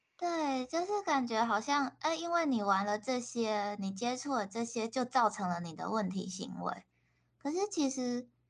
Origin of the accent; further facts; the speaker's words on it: Taiwan; also born or lived in Japan; 他们可能就只认识我一个台湾人